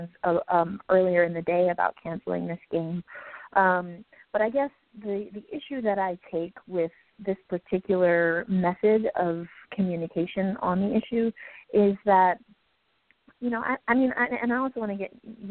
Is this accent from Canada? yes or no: no; New York City, New York, United States; as a New Yorker, especially from New York City